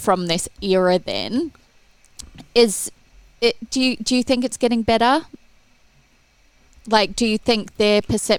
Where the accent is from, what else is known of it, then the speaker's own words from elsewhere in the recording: Australia; moved away; because I live in a different country now, I'm from Australia